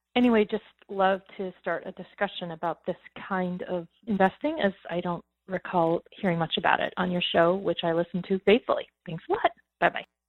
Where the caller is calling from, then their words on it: Sunnyvale, California, United States; I'm calling from Sunnyvale, California